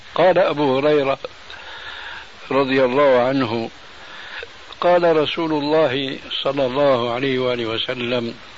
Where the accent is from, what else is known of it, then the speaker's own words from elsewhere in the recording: Syria; عندنا في سوريا